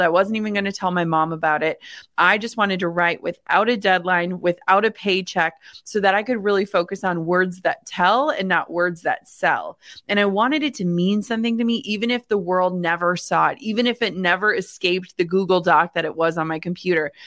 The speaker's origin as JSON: {"language": "English", "region": "Minnesota", "country": "United States", "tie": "born or raised there", "said": "I grew up in the Midwest in small town Minnesota."}